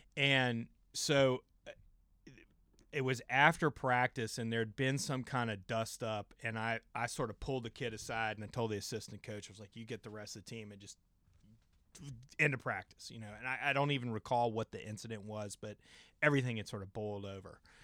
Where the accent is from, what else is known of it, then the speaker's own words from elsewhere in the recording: James River, Virginia, United States; I grew up out on the James River